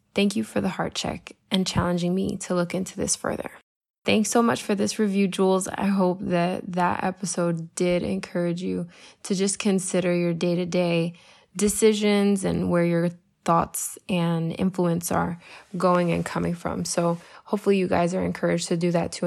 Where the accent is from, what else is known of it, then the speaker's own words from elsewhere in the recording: Puerto Rico; your Jesus loving Puerto Rican life coach